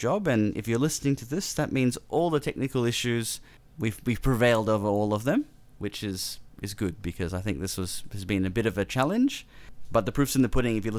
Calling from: Queensland, Australia; I'm calling in from Queensland at the moment, so it's we've got a time zone difference

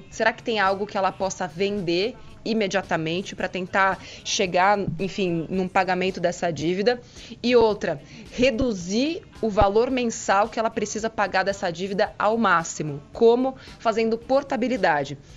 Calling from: São Paulo, Brazil; sou de São Paulo. Estou aqui escutando vocês no carro, indo trabalhar.

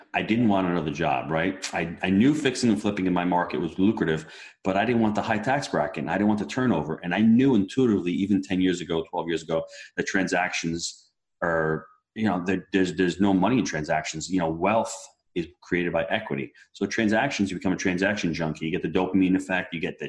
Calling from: St. Augustine, Florida, United States; St. Augustine, Florida.

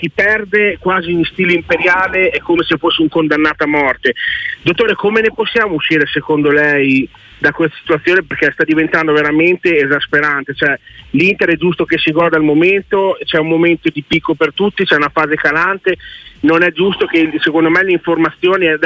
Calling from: Pieve di Cento, Emilia-Romagna, Italy; Siamo di Cento. Il carnevale famoso.

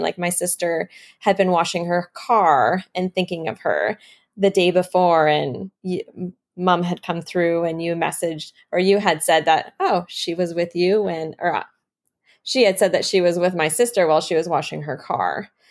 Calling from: Thompson, Manitoba, Canada; I am calling from Northern Manitoba, a little community called Thompson

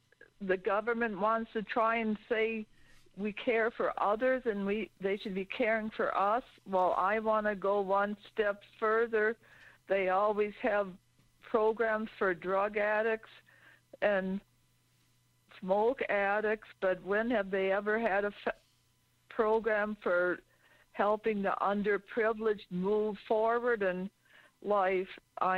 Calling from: Ripon, Wisconsin, United States; from Ripon, Wisconsin.

